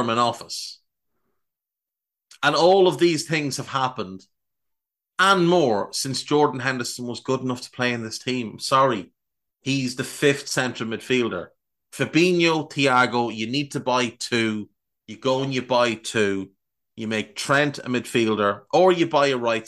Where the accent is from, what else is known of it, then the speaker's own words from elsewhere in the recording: Ireland; an Irish person